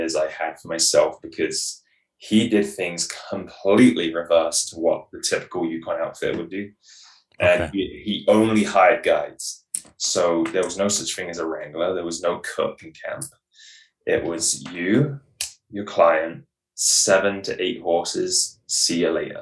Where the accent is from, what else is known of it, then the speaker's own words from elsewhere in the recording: England, United Kingdom; now in British Columbia, Canada; I'm originally from England